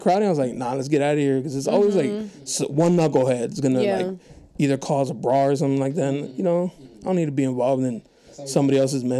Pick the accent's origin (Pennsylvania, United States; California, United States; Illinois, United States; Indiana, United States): California, United States; National City; I grew up in National City